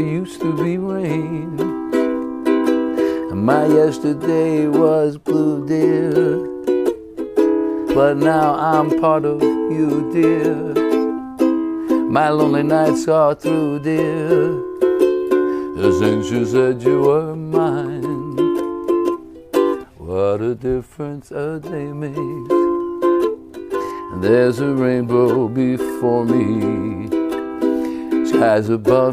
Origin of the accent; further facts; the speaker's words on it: New York City, New York, United States; I was in a lot of fights growing up because I grew up in East New York and Brooklyn.